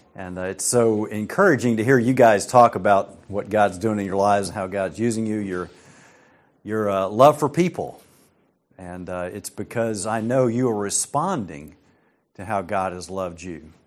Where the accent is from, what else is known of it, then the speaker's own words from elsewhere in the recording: United States; I'm an American